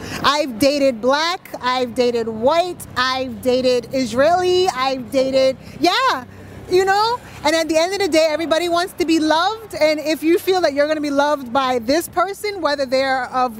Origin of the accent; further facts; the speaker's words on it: Barbados; I am from the Caribbean.